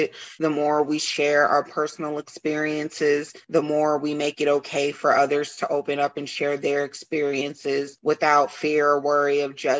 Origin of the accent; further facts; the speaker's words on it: Killeen, Texas, United States; I'm from Killeen, Fort Hood, Central Texas area